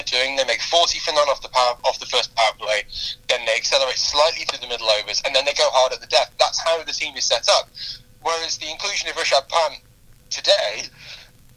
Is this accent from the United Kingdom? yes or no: yes; England, United Kingdom; we're English